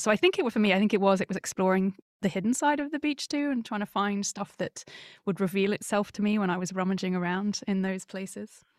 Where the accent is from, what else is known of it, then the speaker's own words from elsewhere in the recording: Surrey, South East England, United Kingdom; I grew up in Surrey, which is a suburban landlocked county in the U K, just, uh, southwest of London